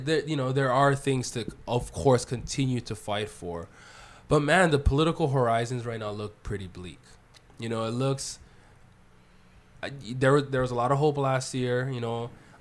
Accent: Hawaii, United States; Actually, I grew up in poverty. Actually, I grew up in one of the poorest parts of Hawaii. Actually, my parents are immigrants, and they struggled, and they went bankrupt.

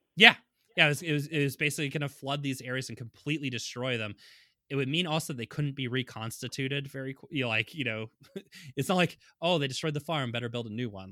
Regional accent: United States; as an American

